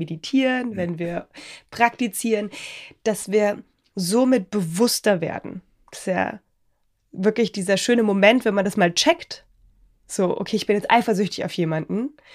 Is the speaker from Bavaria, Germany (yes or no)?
yes; Bavaria, Germany; wie man bei uns in Bayern sagt